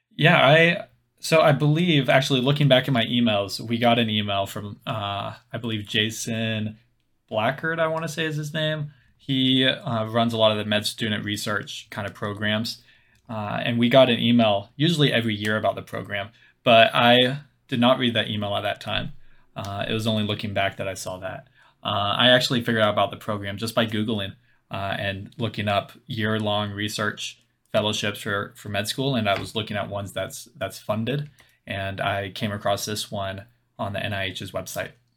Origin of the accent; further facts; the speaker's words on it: Louisville, Kentucky, United States; moved away as an adult; now in Bethesda, United States; I'm from Louisville, Kentucky, uh, but currently over at, uh, in Bethesda, Maryland